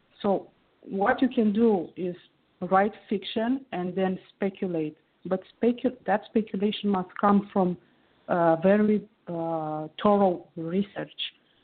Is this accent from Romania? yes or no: yes; Romania; I'm calling from Romania. It's where I was born and grew up.